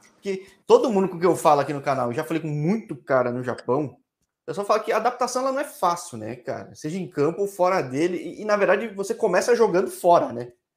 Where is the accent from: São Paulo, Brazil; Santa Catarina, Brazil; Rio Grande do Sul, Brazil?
São Paulo, Brazil; sou de São Paulo, família ah, toda tá. de origem japonesa